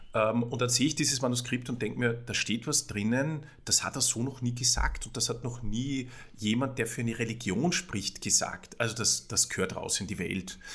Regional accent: Salzburg, Austria; moved away as an adult; now in Vienna, Austria; ich komme aus Salzburg, bin gelernter Jurist und bin in einer, bin in einer Buchhändlerfamilie, in einer Salzburger Buchhändlerfamilie aufgewachsen

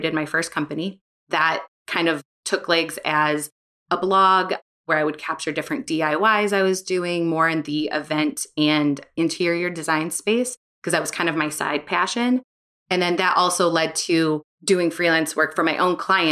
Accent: St. Louis, Missouri, United States; moved away; also born or lived in Chicago; growing up in St. Louis.

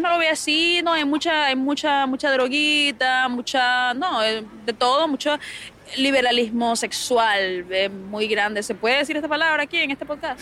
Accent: Barquisimeto, Lara, Venezuela; moved away; como decimos en mi tierra

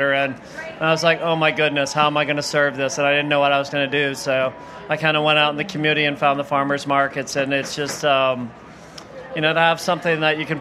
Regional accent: Rhode Island, United States; moved away as an adult; also born or lived in Barrington, Rhode Island; now in Charlotte, United States; I grew up in Rhode Island, so moving to the South was a big change for me

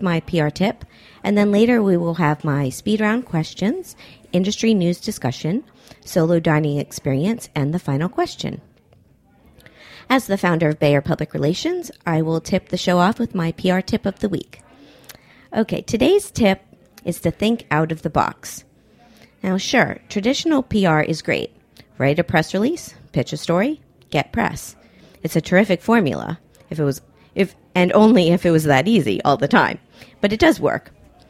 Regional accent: Miami, Florida, United States; Well, growing up in Miami, we had tuna fish a lot in our household, but our trick was to put apples in it.

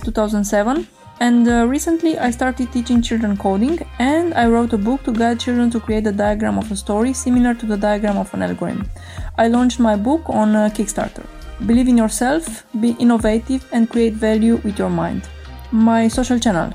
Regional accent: Romania; moved away as an adult; now in Switzerland; I was born in Romania and in 2018 I have moved to uh, Switzerland

